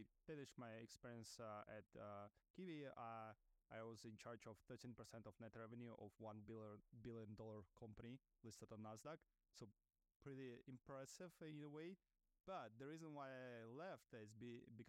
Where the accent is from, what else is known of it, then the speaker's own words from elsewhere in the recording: Russia; English is a second language; moved away as an adult; now in New York, United States; I'm an immigrant founder living in New York. Originally, I'm from Russia, where I started my career